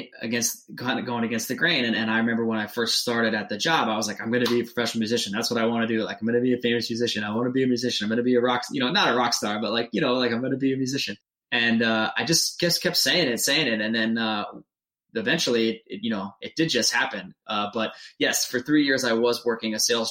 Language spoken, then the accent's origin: English; New Hampshire, United States; moved away as an adult; I'm from New Hampshire